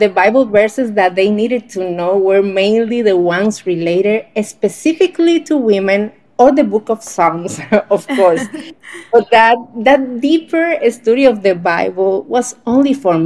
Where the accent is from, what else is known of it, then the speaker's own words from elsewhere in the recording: Dominican Republic; I'm from Dominican Republic, a small island in the Caribbean where it's always hot all the time